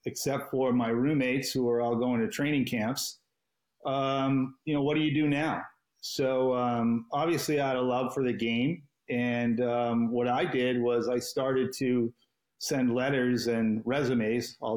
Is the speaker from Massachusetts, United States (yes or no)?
yes; Boston, Massachusetts, United States; as a Bostonian growing up